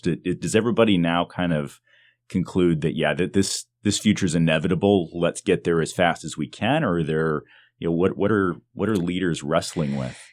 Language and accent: English; Detroit, Michigan, United States; I grew up in the Detroit area